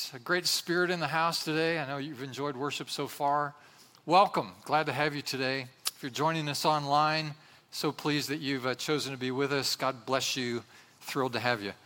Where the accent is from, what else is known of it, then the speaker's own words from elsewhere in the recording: Indiana, United States; we're from Indiana here, so we call it Carmel